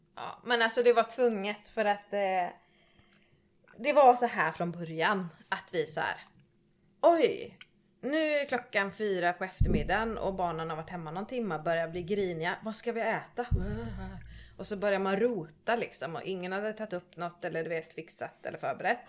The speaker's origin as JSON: {"language": "Swedish", "town": "Tanum", "region": "Västra Götaland", "country": "Sweden", "tie": "born or raised there", "said": "jag kommer ju från eh, Tanum, Strömstad. Mm -hmm. åt, det hållet. Eh, mellan där, på landet. Uppvuxen på en gård"}